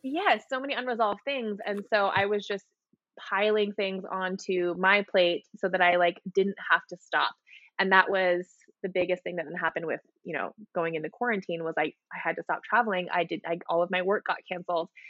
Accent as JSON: {"language": "English", "region": "Hawaii", "country": "United States", "tie": "born or raised there", "moved": "as an adult", "lives_now": "Seattle, United States", "said": "I was born and raised in Hawaii"}